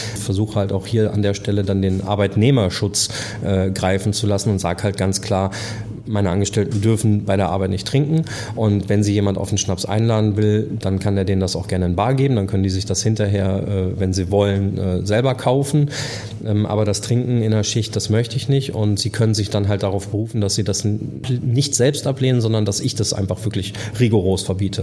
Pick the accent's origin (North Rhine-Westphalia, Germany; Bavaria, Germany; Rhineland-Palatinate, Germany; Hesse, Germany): North Rhine-Westphalia, Germany; Dortmund; moved away as an adult; now in Hamburg, Germany; Ich bin ein Dortmunder Jung. Ich komme aus dem Ruhrpott